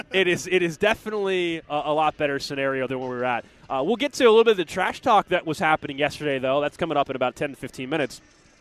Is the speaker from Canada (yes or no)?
no; Kansas City, Missouri, United States; growing up in Kansas City, and to see our city continuing to be on this this national stage